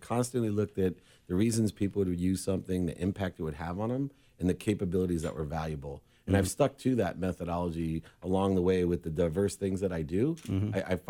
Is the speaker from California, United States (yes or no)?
yes; San Diego, California, United States; moved away as an adult; also born or lived in Los Angeles, United States; now in Orange County, United States; But I grew up here in San Diego all the way from Weinberger Elementary, Lewis Junior High School, Patrick Henry High School.